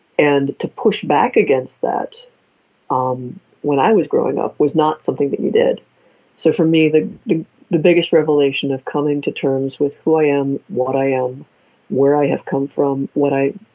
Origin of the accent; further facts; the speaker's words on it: Ohio, United States; we're both from Ohio, so Midwest